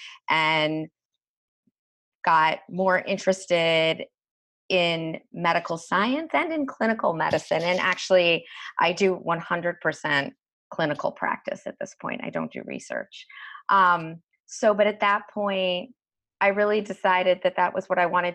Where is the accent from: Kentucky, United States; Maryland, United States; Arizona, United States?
Arizona, United States; Phoenix; moved away as an adult; also born or lived in New York City; now in Westchester County, United States; I'm actually from Arizona. I grew up in the Phoenix area and I moved to New York about 20 years ago, right after I graduated from college